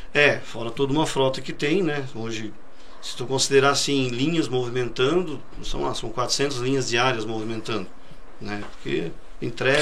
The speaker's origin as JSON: {"language": "Portuguese", "town": "Forquilhinha", "region": "Santa Catarina", "country": "Brazil", "tie": "born or raised there", "also_born_or_lived": "Criciúma", "said": "eu sou natural de Criciúma, é... morei praticamente a minha vida inteira na Forquilinha"}